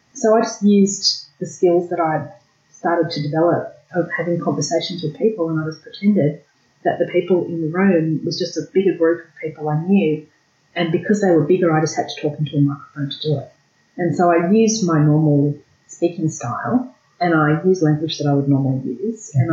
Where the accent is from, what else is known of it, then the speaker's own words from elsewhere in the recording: Australia; what it was like living in Australia, what it was like growing up in Australia